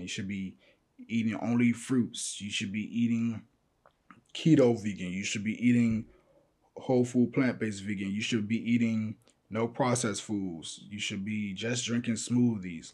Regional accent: Chicago, Illinois, United States; I'm from Chicago

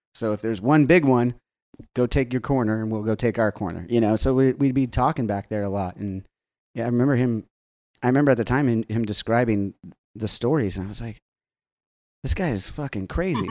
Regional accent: Southern California, United States; growing up in Southern California on the beach

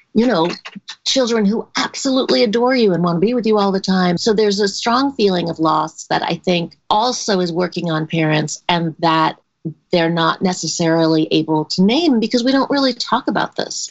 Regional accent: New York City, New York, United States; I grew up in New York City

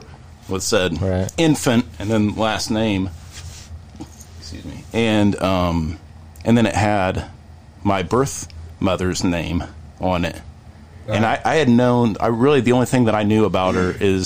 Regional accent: Richmond, Indiana, United States; I was born in Richmond, Indiana

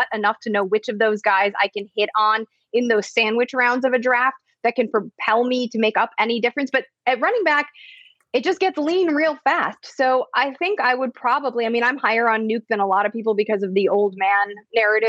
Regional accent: Chicago, Illinois, United States; I grew up in Chicago.

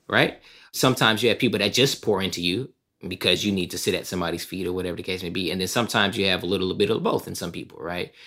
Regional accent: Southern California, United States; also born or lived in East St. Louis, Illinois; growing up in Southern California, originally from East Saint Louis, Illinois

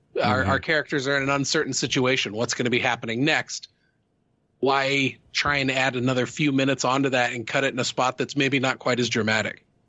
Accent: Midwest, United States; I grew up in the Midwest

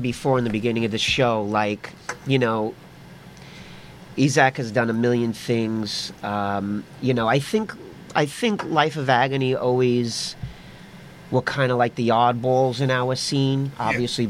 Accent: New York City, New York, United States; growing up in the Lower East Side, growing up with the music shops, with the record shops

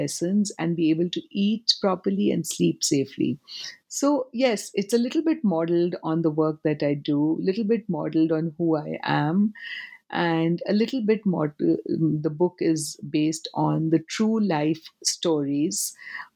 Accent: Kolkata, West Bengal, India; also born or lived in Forbesganj, Bihar, India; now in New York, United States; My hometown, my childhood home, is in Calcutta and in Forbesganj

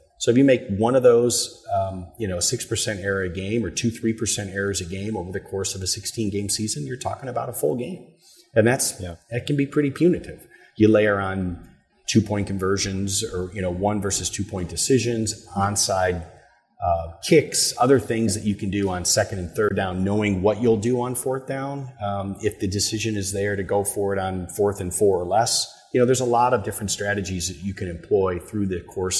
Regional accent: Michigan, United States; also born or lived in Houston, Texas; now in Louisville, United States; I'm from Michigan.

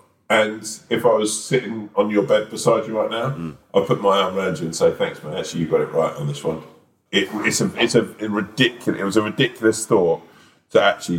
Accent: Wales, United Kingdom; I basically fly back to Wales

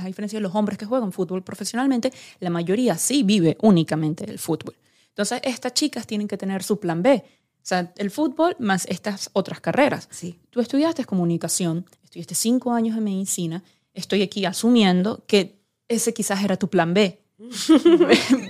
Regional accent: Venezuela; como venezolana

